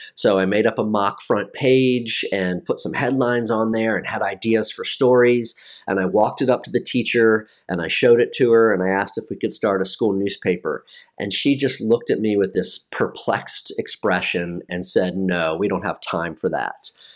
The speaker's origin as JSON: {"language": "English", "region": "Maryland", "country": "United States", "tie": "born or raised there", "also_born_or_lived": "North Carolina / Washington, D.C. / Hawaii / Annapolis", "moved": "as an adult", "said": "my home state of Maryland"}